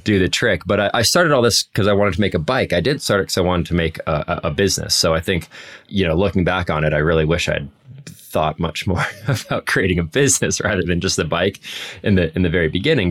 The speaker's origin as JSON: {"language": "English", "town": "Anchorage", "region": "Alaska", "country": "United States", "tie": "born or raised there", "also_born_or_lived": "Colorado Springs, Colorado / Denver, Colorado", "moved": "yes", "said": "I grew up in Anchorage, Alaska, and, and worked in a bike shop up there"}